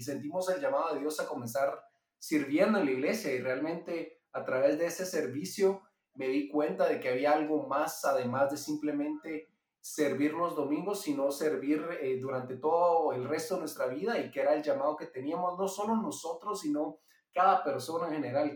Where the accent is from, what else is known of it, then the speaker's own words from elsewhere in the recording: Guatemala; Yo soy guatemalteco, vivo aquí en Guatemala y me crié aquí toda la vida